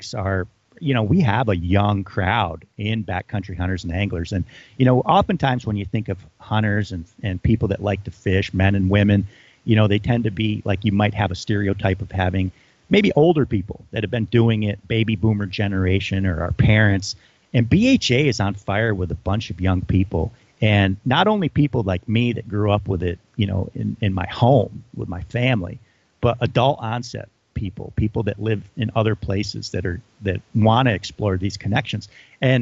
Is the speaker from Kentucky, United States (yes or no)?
no; Adirondacks, New York, United States; growing up in the Adirondacks